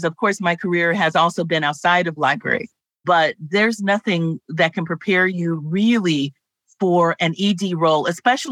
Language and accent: English; Los Angeles, California, United States; I grew up in Los Angeles.